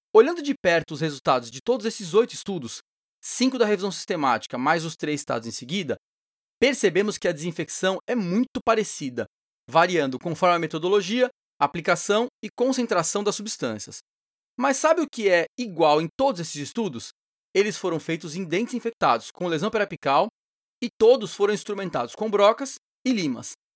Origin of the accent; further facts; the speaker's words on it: São Paulo, Brazil; de São Paulo, minha terra natal